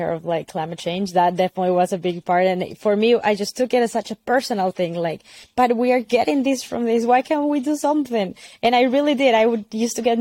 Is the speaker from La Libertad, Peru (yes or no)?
no; Lima, Peru; moved away as an adult; also born or lived in United States; I grew up in Peru. I was raised in the city in Lima, but my family is from the Andes